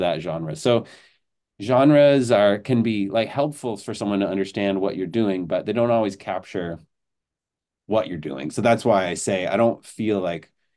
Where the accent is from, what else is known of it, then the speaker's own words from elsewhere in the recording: Belleville, Ontario, Canada; moved away as an adult; also born or lived in Montreal; now in Kingston, Canada; I grew up in Belleville, Ontario, so close to Kingston